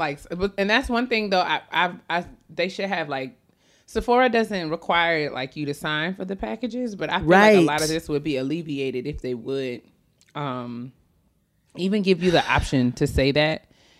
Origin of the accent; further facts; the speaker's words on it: White Plains, New York, United States; I'm from White Plains.